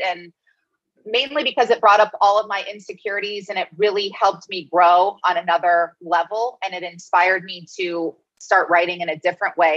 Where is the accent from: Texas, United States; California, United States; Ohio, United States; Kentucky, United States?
Ohio, United States; Cincinnati; moved away as an adult; also born or lived in Pennsylvania; I grew up in Cincinnati, Ohio